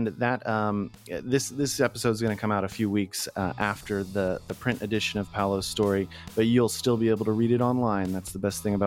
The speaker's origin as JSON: {"language": "English", "town": "Fremont", "region": "California", "country": "United States", "tie": "born or raised there", "said": "I grew up in Fremont, so I went to the Secret Sidewalk to smoke weed as a kid."}